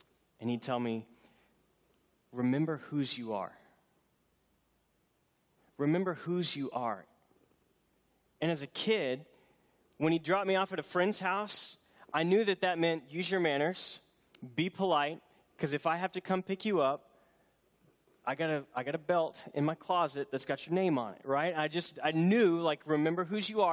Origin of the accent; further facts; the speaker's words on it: Houston, Texas, United States; I grew up near Houston, not far from San Jacinto